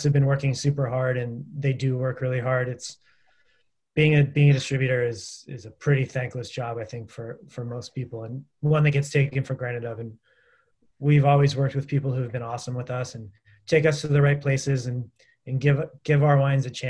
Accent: Massachusetts, United States; now in Napa, United States; Massachusetts, Ben's hometown, my hometown

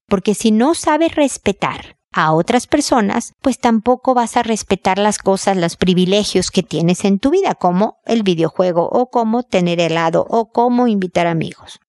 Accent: Mexico; como buena mexicana

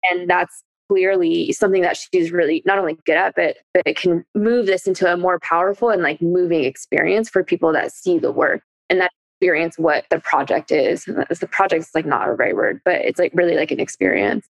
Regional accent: Bay Area, California, United States; I'm from the Bay Area

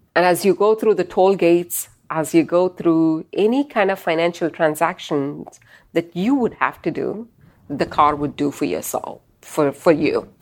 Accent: Bangalore, Karnataka, India; moved away as an adult; also born or lived in California / Michigan; now in United States; growing up in India

